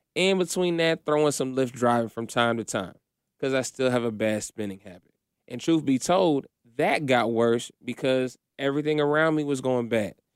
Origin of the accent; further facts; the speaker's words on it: Kokomo, Indiana, United States; growing up in Indiana